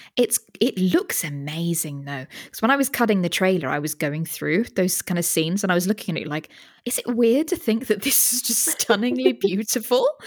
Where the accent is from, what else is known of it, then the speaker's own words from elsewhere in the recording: United Kingdom; as a Brit